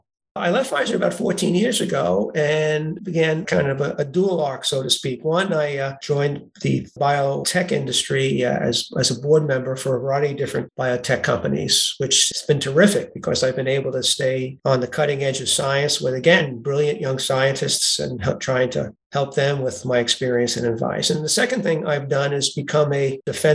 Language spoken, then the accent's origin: English; New York City, New York, United States; moved away as an adult; also born or lived in Groton, Connecticut; As people will be able to tell from my accent, I was born in Brooklyn, New York.